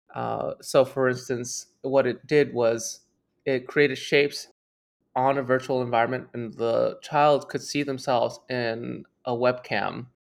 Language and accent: English; Toronto, Ontario, Canada; I grew up in Toronto, Canada